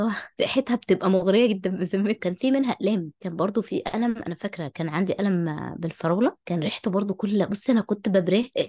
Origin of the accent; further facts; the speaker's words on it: Egypt; عندنا في مصر